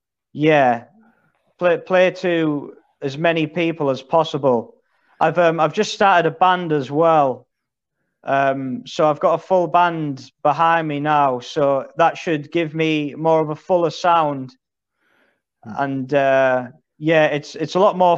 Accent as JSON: {"language": "English", "town": "Middlesbrough", "region": "North East England", "country": "United Kingdom", "moved": "yes", "lives_now": "Lincoln, United Kingdom", "said": "I'm originally from Middlesbrough in the northeast of England. But I live in Lincoln now"}